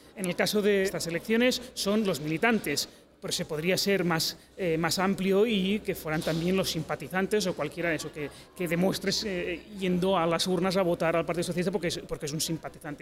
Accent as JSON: {"language": "Spanish", "region": "Catalonia", "country": "Spain", "said": "soy catalán"}